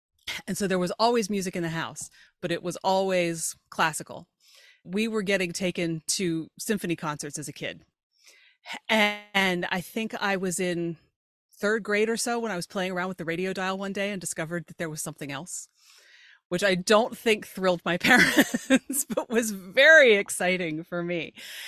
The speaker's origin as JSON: {"language": "English", "town": "York", "region": "Pennsylvania", "country": "United States", "tie": "born or raised there", "said": "I grew up in York, Pennsylvania, which is south central Pennsylvania, about an hour north of Baltimore, 2 hours west of Philly."}